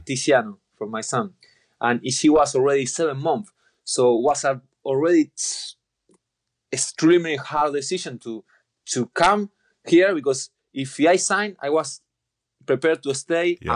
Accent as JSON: {"language": "English", "town": "Rosario", "region": "Santa Fe", "country": "Argentina", "tie": "born or raised there", "second_language": "English", "moved": "yes", "said": "my city, I'm from Rosario"}